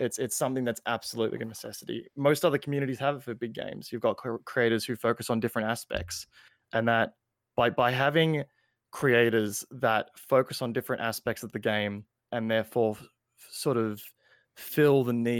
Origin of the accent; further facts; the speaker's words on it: Australia; And I'm Australian